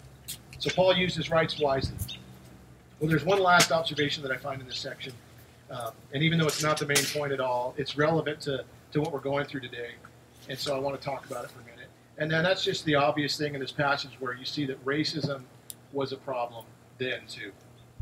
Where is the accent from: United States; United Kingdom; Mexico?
United States; we have a lot of amazing rights as American Christians